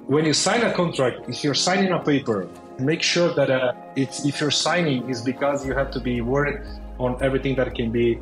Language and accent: English; São Paulo, Brazil; now in Madrid, Spain; I'm in Madrid today, but I'm originally from São Paulo, Brazil.